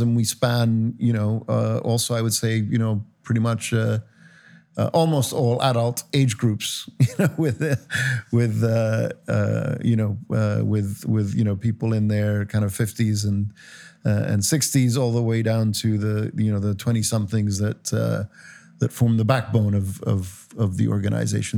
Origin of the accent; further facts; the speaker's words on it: Cyprus; moved away; I grew up in Cyprus